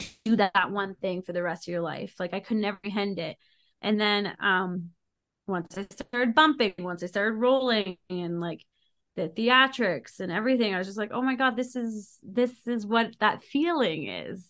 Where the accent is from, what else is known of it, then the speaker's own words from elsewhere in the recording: Ottawa, Ontario, Canada; now in Calgary, Canada; I grew up in Ottawa and then I moved out to Calgary.